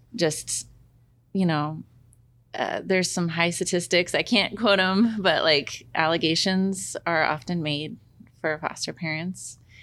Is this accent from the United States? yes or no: yes; Corbett, Oregon, United States; I grew up in Corbett, Oregon